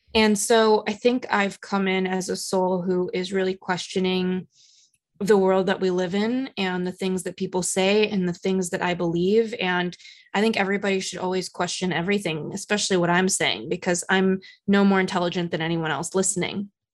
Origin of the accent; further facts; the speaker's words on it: Los Angeles, California, United States; now in New York, United States; I come from Los Angeles. I live in New York.